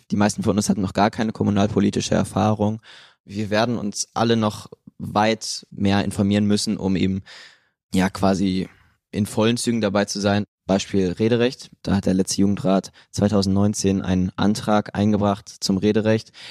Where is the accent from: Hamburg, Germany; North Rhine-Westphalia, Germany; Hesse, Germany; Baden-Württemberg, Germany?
North Rhine-Westphalia, Germany; Münster; Ich komme auch aus Münster